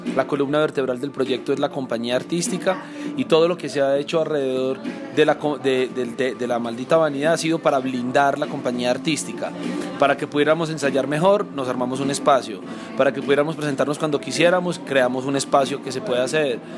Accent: Colombia; nuestra esencia como colombianos

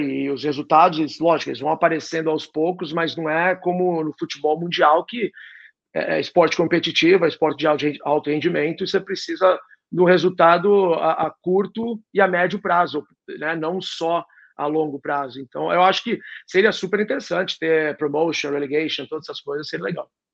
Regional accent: Santos, São Paulo, Brazil; moved away as an adult; also born or lived in San Diego / Milwaukee / Detroit / Philadelphia; now in United States; eu sou de Santos

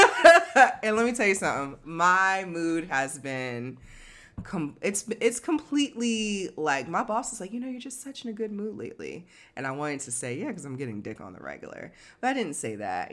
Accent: Newark, New Jersey, United States; I'm from Newark

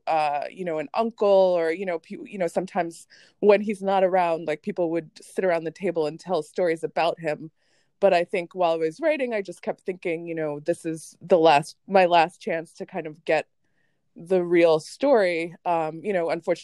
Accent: United States; also born or lived in Jamaica; I grew up in America, even, you know, I immigrated here when I was 5.

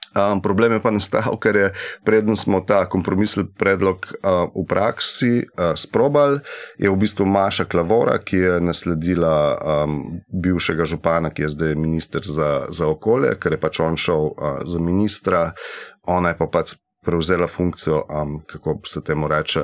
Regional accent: Slovenia

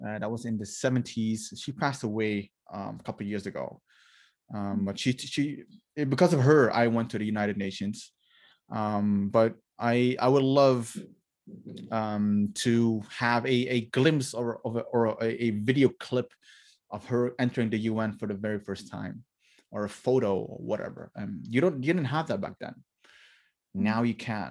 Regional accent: Maluku Islands, Indonesia; I'm from the Maluku Islands, which is between Australia and the Philippines.

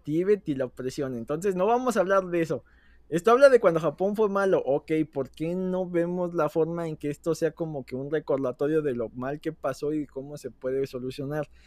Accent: Mexico

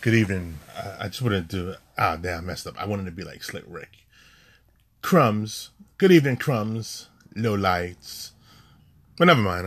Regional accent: New York City, New York, United States; we are native New Yorker

